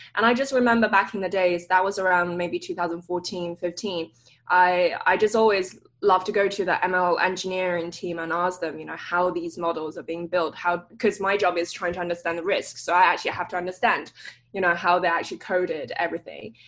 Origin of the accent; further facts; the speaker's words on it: London, United Kingdom; moved away as an adult; also born or lived in Cambridge; now in Stanford, United States; So I grew up in London, um, northwest part of London, Hampstead